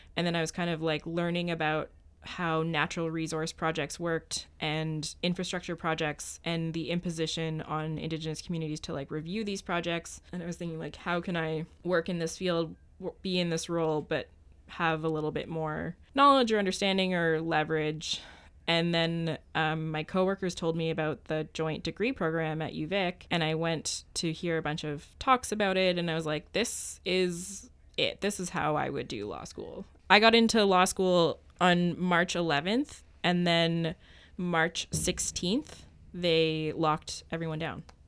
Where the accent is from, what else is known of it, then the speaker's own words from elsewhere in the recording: Ottawa, Ontario, Canada; moved away as an adult; I grew up in Ottawa, Ontario